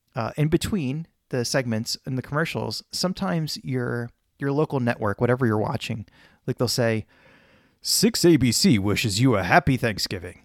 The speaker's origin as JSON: {"language": "English", "country": "Poland", "tie": "born or raised there", "moved": "yes", "said": "where I was born in Poland"}